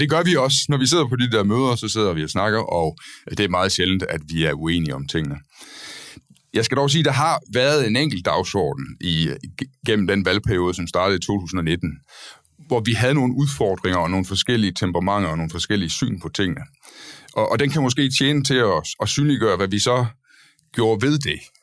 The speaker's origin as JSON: {"language": "Danish", "country": "Denmark", "moved": "yes", "lives_now": "Copenhagen, Denmark", "said": "vi begge, alle tre her er øh, jyske øh, mænd, Øh, dog har jeg assimileret mig i København og forsøger at lægge skjul på det. Men øh, ellers er vi fra Jylland"}